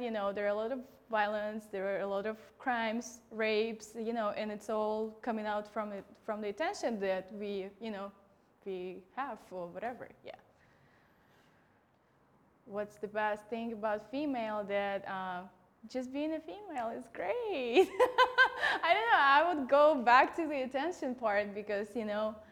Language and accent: English; Russia; moved away; I'm Russian.